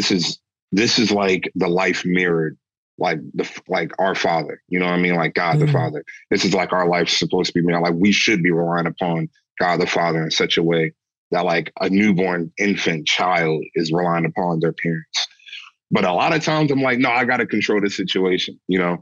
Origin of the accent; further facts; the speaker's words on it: St. Mary's County, Southern Maryland, United States; So I'm from Southern Maryland, and Maryland is a very Catholic state. It's literally Mary's land, and I'm from St. Mary's County